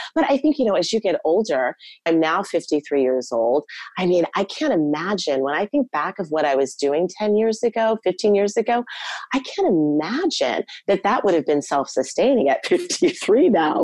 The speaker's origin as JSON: {"language": "English", "country": "United States", "also_born_or_lived": "New York City", "first_language": "English", "moved": "as an adult", "lives_now": "Germany", "said": "I'm American, I'm a native English speaker"}